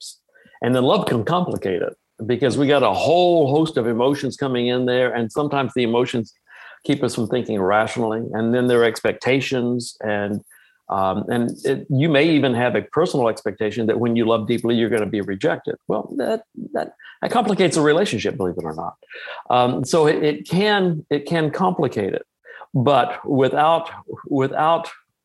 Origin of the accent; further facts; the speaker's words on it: Texas, United States; I'm from Texas